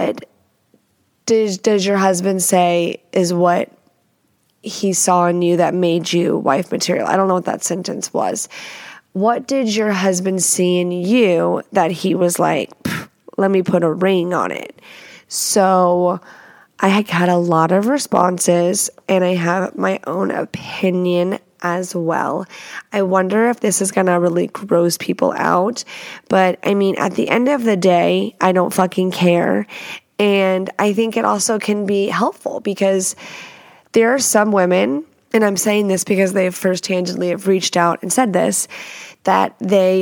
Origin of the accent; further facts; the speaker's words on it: Texas, United States; moved away as an adult; now in Washington, United States; I am not a native, but I've lived here almost 6 years and that's fucking unheard of. I'm a Texan, Texas at heart forever and fucking ever.